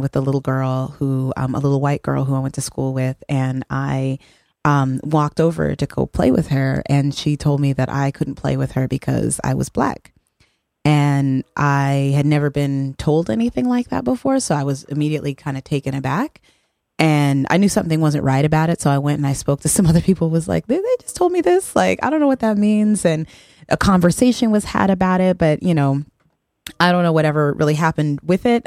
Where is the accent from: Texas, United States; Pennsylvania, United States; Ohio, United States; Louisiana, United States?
Texas, United States; El Paso; I'm from El Paso, Texas, um, which is a um, majority um, Mexican community, and um, there's a very tiny number of black people there when I was growing up.